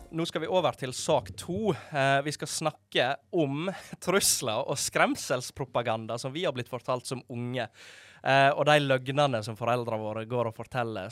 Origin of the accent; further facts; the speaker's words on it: Måløy, Vestland, Norway; moved away; hjemme i Måløyde